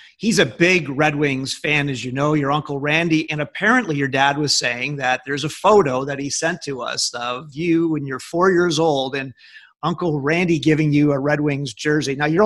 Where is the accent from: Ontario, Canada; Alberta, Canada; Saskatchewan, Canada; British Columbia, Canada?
Saskatchewan, Canada; Moose Jaw; I'm from Moose Jaw.